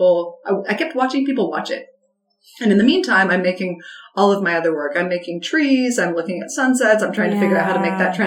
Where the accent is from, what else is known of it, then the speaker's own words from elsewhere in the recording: Salt Lake City, Utah, United States; moved away as an adult; also born or lived in Logan, Utah; now in Anchorage, United States; I grew up in Salt Lake, which is the legitimate city